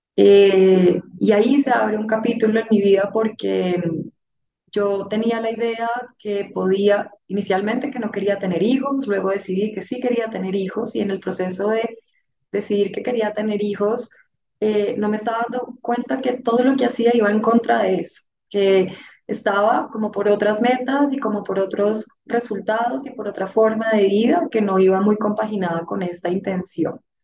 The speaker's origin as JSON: {"language": "Spanish", "region": "Bogotá", "country": "Colombia", "said": "la mayor de cuatro hermanos, de una familia muy bonita a la que pertenezco, bogotana"}